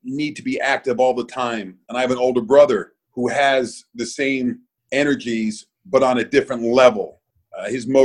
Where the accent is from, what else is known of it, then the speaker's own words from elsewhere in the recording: Miami, Florida, United States; also born or lived in Brooklyn, New York / New Jersey; Born in Brooklyn, New York. At the age of 3, moved to New Jersey. And then at the age of 9, moved to Miami